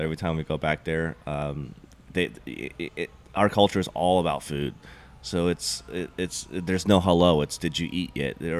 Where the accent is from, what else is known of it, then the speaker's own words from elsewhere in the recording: Cincinnati, Ohio, United States; also born or lived in Gwinnett County, Georgia; now in Orlando, United States; I didn't grow up in Gwinnett County. I grew up in Cincinnati, Ohio.